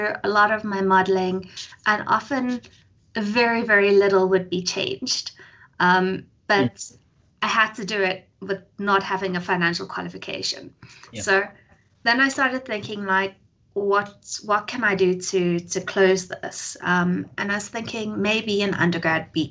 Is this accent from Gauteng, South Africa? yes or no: yes; Johannesburg, Gauteng, South Africa; I was born in Joburg, actually, daughter of a single parent. I grew up in Joburg most of my life